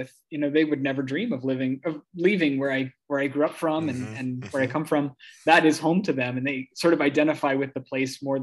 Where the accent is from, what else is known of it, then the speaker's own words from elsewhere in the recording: Kentucky, United States; moved away as an adult; also born or lived in Cincinnati, Ohio; now in Portland, Maine, United States; I was born in Cincinnati, and I grew up in the suburbs across the Ohio River in Kentucky